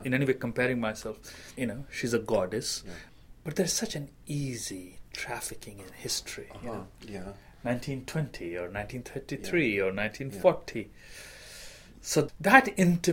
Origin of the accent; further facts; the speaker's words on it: India; moved away; as an Indian writer